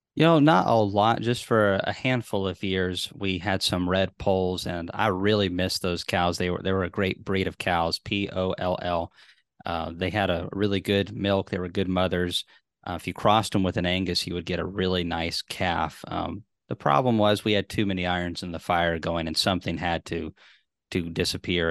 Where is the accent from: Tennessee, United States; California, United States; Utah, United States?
Tennessee, United States; I'm from Tennessee